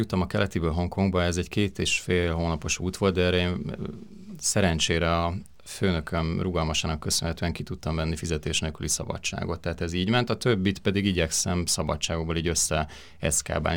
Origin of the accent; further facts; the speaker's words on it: Hungary; én Magyarországról jöttem